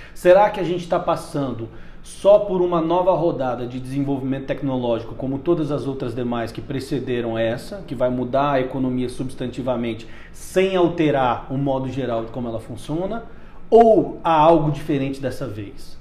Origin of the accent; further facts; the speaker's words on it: Umuarama, Paraná, Brazil; moved away as an adult; now in Brasília, Brazil; Eu sou do interior do Paraná, de uma cidade chamada Umuarama, e vim para cá fazer, justamente como você disse, jornalismo